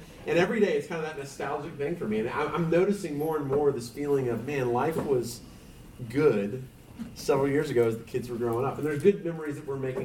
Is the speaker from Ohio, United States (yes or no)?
no; San Diego, California, United States; now in Allen, United States; I grew up in San Diego area